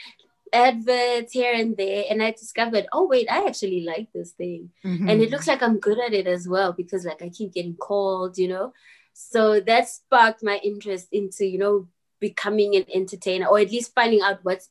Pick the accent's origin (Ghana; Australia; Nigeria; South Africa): South Africa; Soweto, Gauteng; I grew up in Soweto